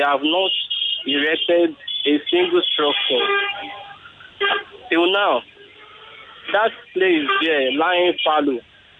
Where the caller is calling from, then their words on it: Lagos, Nigeria; I'm calling from Lagos Island.